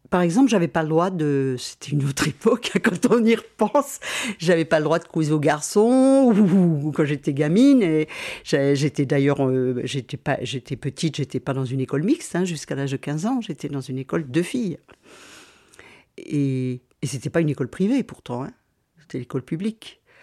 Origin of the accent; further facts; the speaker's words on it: Besançon, Bourgogne-Franche-Comté, France; Besançon, c'est ma ville, donc j'y ai passé beaucoup de temps, ma ville natale